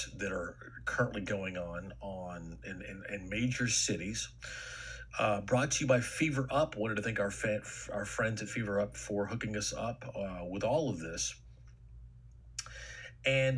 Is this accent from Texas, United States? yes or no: yes; Texas, United States; I grew up in Texas